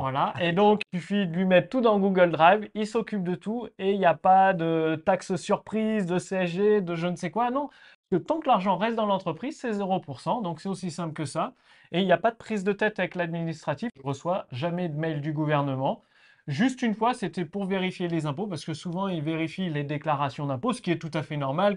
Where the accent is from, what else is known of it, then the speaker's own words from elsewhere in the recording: Clermont-Ferrand, Auvergne-Rhône-Alpes, France; also born or lived in Nantes; now in Estonia; j'ai vécu à Nantes, je suis né à Clermont-Ferrand en Auvergne